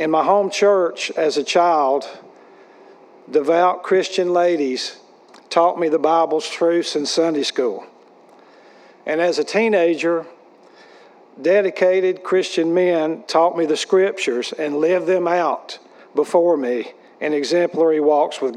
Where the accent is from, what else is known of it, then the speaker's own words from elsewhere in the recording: Wilkes County, North Carolina, United States; also born or lived in Charlotte, North Carolina / Greensboro, North Carolina; he moved our family back to Wilkes County, where I grew up next door to my maternal grandparents.